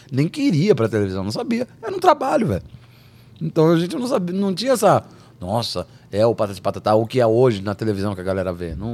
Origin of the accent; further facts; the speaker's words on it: São Paulo, Brazil; E a gente é de São Paulo, Edu é de, de Bragança.